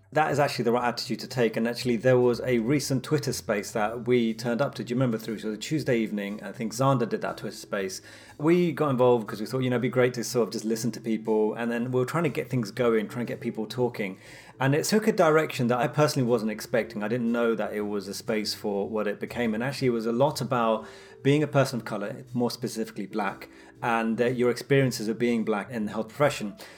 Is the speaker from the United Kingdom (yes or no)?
yes; London, United Kingdom; being Londoner